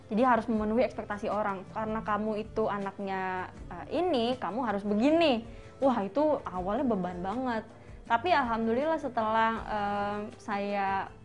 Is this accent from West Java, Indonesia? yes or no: no; Jakarta, Indonesia; ngomong gue lu salah padahal gue orang Betawi gitu kan